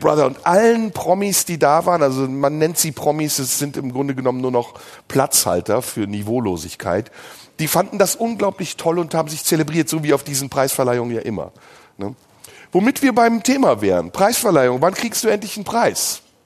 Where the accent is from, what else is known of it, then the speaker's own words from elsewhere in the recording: Germany; Aber ich bin Deutscher. Ich lebe in diesem Land. Ich bin hier aufgewachsen